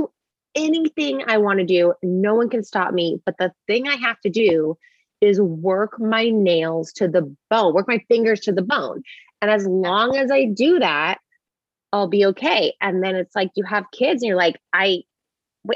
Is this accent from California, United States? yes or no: yes; Bay Area, California, United States; But I grew up in the Bay Area and around Google, I mean, like down the street from Google